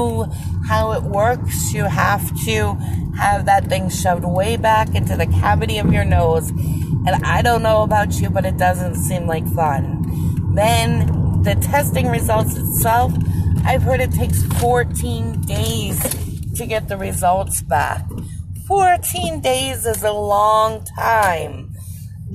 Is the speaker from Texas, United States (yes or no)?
no; Sarasota, Florida, United States; also born or lived in Upper St. Clair, Pennsylvania / Monroeville, Pennsylvania; I've started living in Sarasota when I was 7